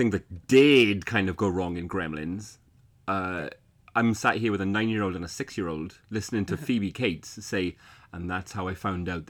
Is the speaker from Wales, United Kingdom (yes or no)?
yes; South Wales, United Kingdom; moved away as an adult; So, I'm Welsh, right? I'm from Wales. I lived in Wales until I was 18. No, fucking hell. I lived in Wales until I was, what, 24, 25?